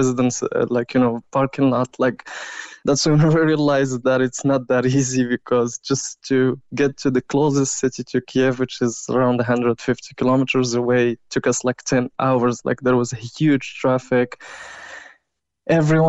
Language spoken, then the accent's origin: English; Morocco; also born or lived in Kyiv, Ukraine; now in Ireland; I'm originally from Morocco